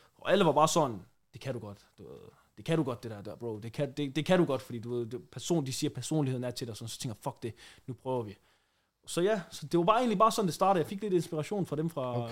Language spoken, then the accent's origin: Danish; Randers, Central Denmark Region, Denmark; moved away as an adult; now in Aarhus, Denmark; jeg er egentlig bare vokset op i et stille og roligt område i Randers